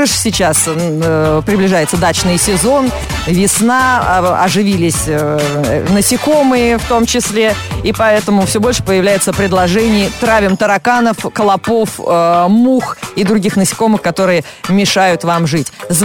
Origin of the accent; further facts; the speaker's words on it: Vyazma, Smolensk Oblast, Russia; Не, я из Вязьмы.